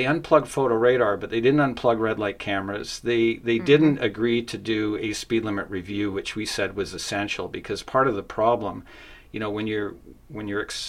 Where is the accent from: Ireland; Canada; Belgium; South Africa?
Canada; West Vancouver, British Columbia; moved away as an adult; also born or lived in Ontario / California; I grew up in West Vancouver and left for about 10 years, lived in Ontario, lived in California, drove in Europe, and moved back to Vancouver